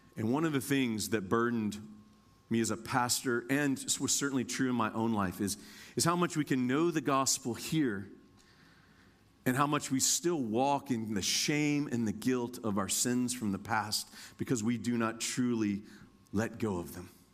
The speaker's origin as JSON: {"language": "English", "region": "Indiana", "country": "United States", "tie": "born or raised there", "moved": "yes", "lives_now": "Kentucky, United States", "said": "I'm born and raised in Indiana, but I live in Kentucky."}